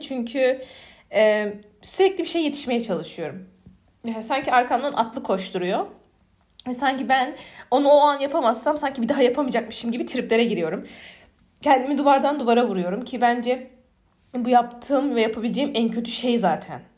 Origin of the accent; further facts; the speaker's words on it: Aegean Region, Turkey; accent: Aegean; Ege'liyim. Ee, Ege'li olmanın getirdiği bir şey de bir şive, ikincisi hızlı konuşma.